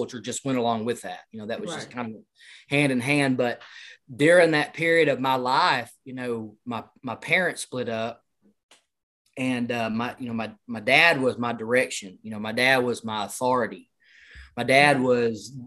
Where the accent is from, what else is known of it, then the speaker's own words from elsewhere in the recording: El Dorado, Arkansas, United States; I'm from El Dorado, Arkansas